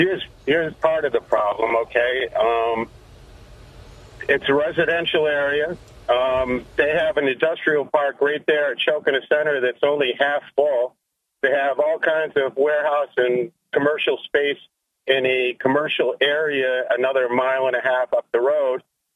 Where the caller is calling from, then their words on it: Maine, United States; Oh, this is … from Maine.